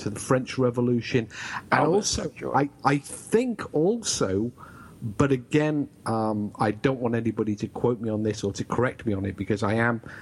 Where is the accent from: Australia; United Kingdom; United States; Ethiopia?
United Kingdom; England; accent: British; now in Wales, United Kingdom; Well, technically in Wales, though I'm English